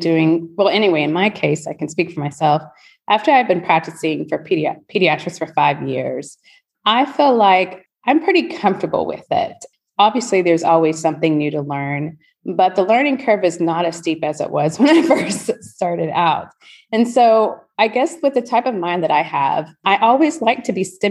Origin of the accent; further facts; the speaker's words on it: College Station, Texas, United States; moved away as an adult; also born or lived in Houston, Texas; now in Spring, United States; I went back to my hometown. I don't know if anyone knows it, any listeners, but Aggieland, College Station, Texas, the home of Texas A&M University